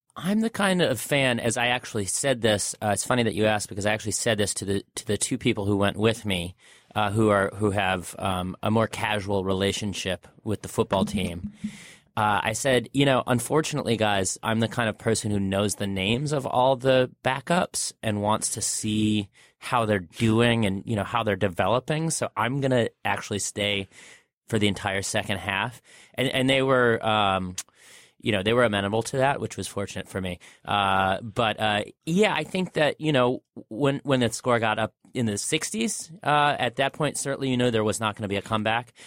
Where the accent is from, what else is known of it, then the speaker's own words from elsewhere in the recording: Michigan, United States; I grew up in Michigan